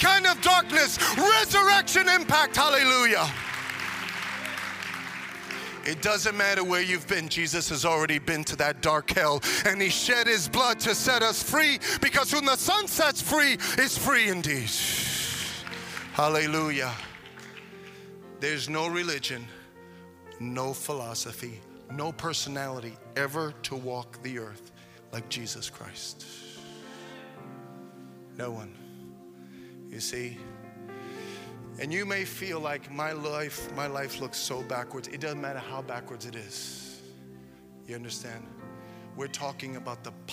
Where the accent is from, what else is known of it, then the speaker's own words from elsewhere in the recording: New York, United States; When I was a kid, I grew up in New York, and in the 70s